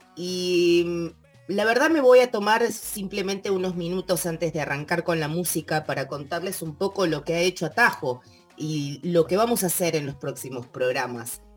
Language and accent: Spanish; Mendoza, Argentina; moved away; yo nací en Mendoza y me crié